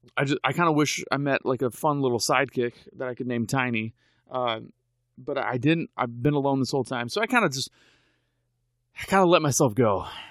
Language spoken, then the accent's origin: English; United States; I'm an American